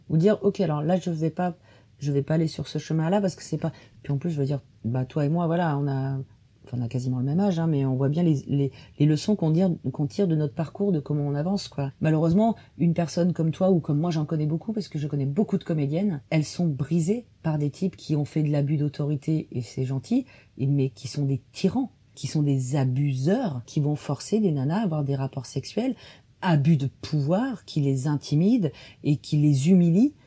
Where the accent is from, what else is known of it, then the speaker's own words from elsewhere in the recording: Dordogne, Périgord, Nouvelle-Aquitaine, France; je viens de Dordogne, Périgord.